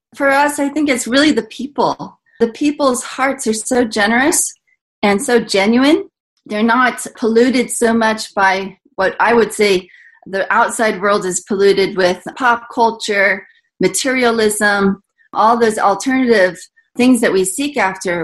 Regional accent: United States; I'm American, white American

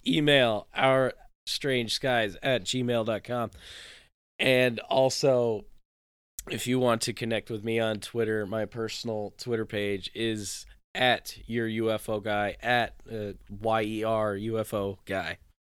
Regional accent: Saranac Lake, New York, United States; born or raised there; moved away

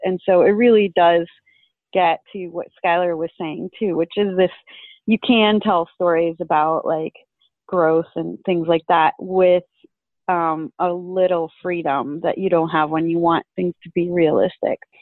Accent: Venezuela; moved away; I'm originally from Venezuela, so I'm an immigrant

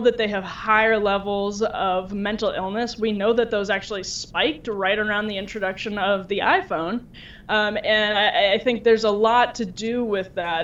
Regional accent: Wisconsin, United States; moved away as an adult; I'm from Wisconsin originally and um, came out here for college and never left

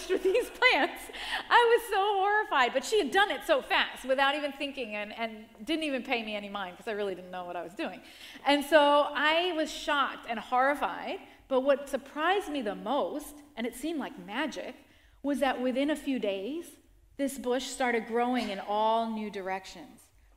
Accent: New York, United States; also born or lived in Rockland County, New York; I grew up in the Bronx, around a lot of concrete and around a lot of apartment buildings. And then at around 10 years old, we moved to the suburbs, to Rockland County

